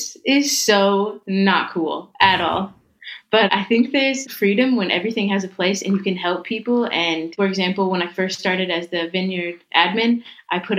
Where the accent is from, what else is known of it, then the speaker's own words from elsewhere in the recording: Nashville, Tennessee, United States; moved away; I'm from the U.S. I was born in Nashville, Tennessee. So grew up with a lot of music.